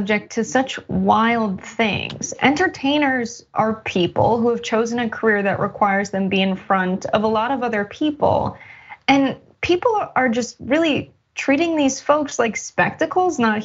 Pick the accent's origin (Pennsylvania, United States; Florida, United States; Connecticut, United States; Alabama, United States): Connecticut, United States; Stamford; I grew up in Stamford in a neighborhood of people who were electricians